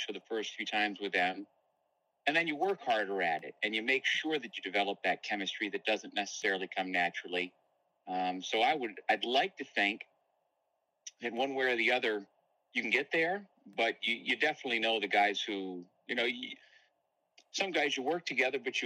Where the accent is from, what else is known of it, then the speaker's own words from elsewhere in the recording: Elbridge, New York, United States; moved away; I grew up in Elbridge.